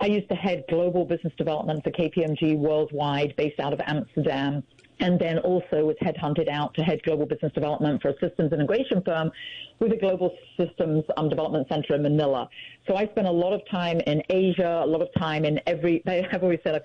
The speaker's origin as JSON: {"language": "English", "region": "England", "country": "United Kingdom", "tie": "born or raised there", "moved": "yes", "lives_now": "United States", "said": "you probably can tell from my accent, I was born in England"}